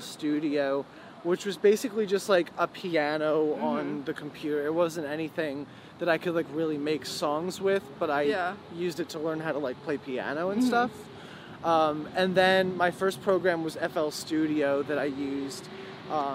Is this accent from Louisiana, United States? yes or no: no; Farmingville, New York, United States; also born or lived in Baltimore / Patchogue; to Farmingville, where I like grew up and spent every day of my life